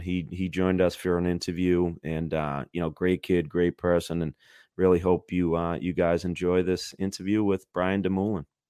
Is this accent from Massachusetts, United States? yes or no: yes; Boston, Massachusetts, United States; growing up in Boston